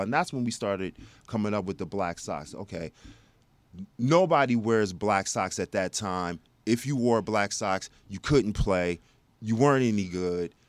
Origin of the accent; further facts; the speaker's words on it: Plano, Texas, United States; also born or lived in South Bend, Indiana; I grew up and came out of Plano.